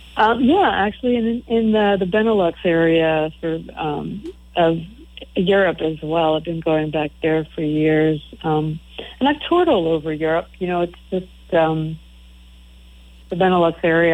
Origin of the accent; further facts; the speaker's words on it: East Coast, United States; growing up on the East Coast